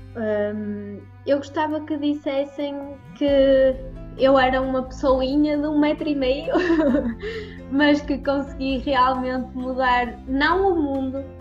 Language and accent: Portuguese; Prozelo, Portugal; eu faço reiki presencial de momento aqui na minha terrinha, em Prozelo